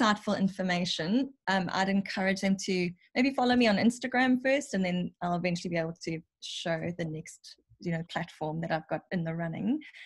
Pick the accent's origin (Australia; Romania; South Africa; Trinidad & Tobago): South Africa; I'm South African.